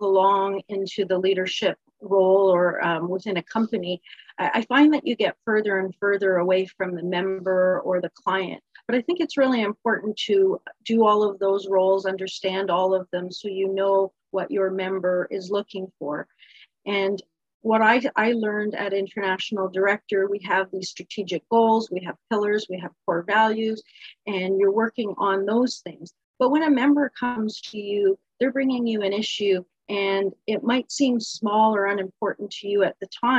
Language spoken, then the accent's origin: English; Niagara Falls, Ontario, Canada; I grew up in Niagara Falls. I was born in Niagara Falls, lived my whole life here